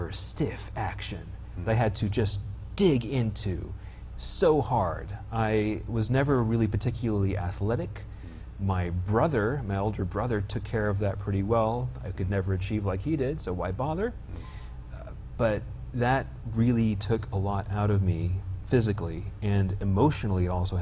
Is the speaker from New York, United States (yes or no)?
no; Bountiful, Utah, United States; also born or lived in Stockton, California / Spain (summers); I'm from here. That is to say, Bountiful